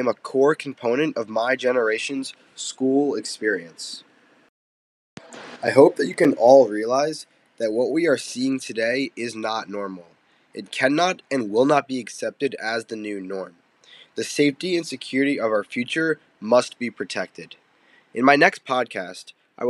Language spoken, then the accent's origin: English; Voorhees, New Jersey, United States; moved away as an adult; now in Syracuse, United States; I'm from Voorhees, New Jersey, which is a suburb of Philadelphia.